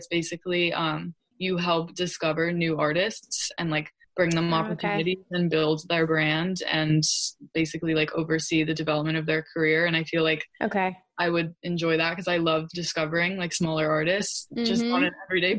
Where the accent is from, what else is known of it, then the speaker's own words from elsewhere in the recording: New York, United States; I'm such a New Yorker at heart